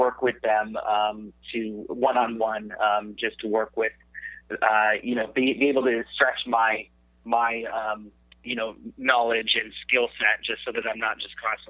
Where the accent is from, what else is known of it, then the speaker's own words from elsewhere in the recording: San Jose, California, United States; also born or lived in Arizona; I was born and raised in San Jose, California